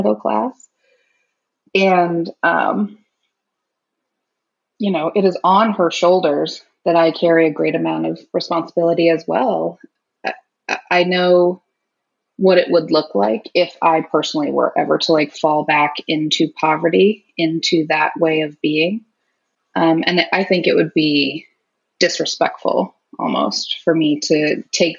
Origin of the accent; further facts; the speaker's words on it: Naperville, Illinois, United States; now in Seattle, United States; I grew up in Naperville, Illinois